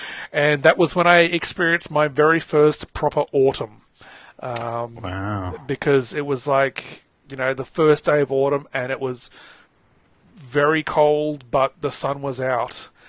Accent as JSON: {"language": "English", "country": "Papua New Guinea", "tie": "born or raised there", "said": "probably because I grew up in Papua New Guinea, which is, at the time, was a little bit underdeveloped."}